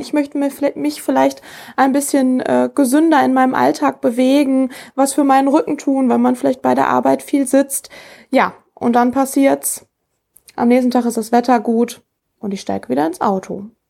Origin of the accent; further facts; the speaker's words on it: Rheda-Wiedenbrück, North Rhine-Westphalia, Germany; was gefällt mir besonders an meiner Heimatstadt? Ich glaube einfach, äh, ja, die Stadt an sich, die alten Fachwerkhäuser